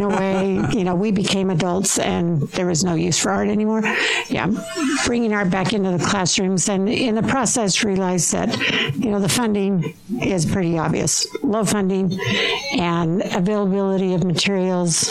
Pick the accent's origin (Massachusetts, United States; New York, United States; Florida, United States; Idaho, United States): Idaho, United States; Rigby; now in Utah, United States; I'm from southern Idaho